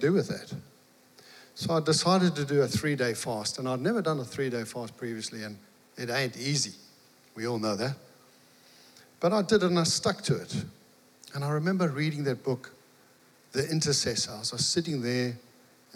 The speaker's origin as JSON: {"language": "English", "town": "Mtunzini", "region": "KwaZulu-Natal", "country": "South Africa", "moved": "yes", "said": "Meredith and I, we're from South Africa, you might have guessed. And I was farming"}